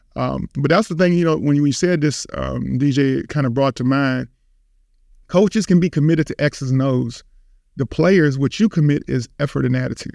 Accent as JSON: {"language": "English", "town": "Richmond", "region": "Virginia", "country": "United States", "tie": "born or raised there", "said": "growing up in Richmond, Virginia"}